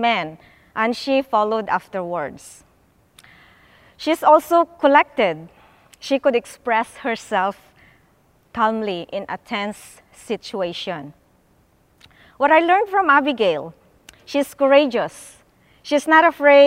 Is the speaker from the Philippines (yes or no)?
yes; Philippines; moved away; I grew up in the Philippines